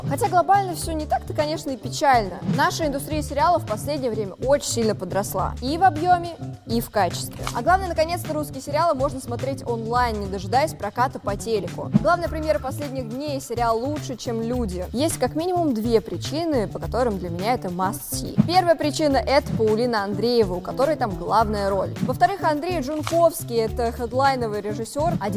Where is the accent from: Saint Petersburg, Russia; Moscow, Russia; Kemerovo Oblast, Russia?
Moscow, Russia; Я коренная москвичка.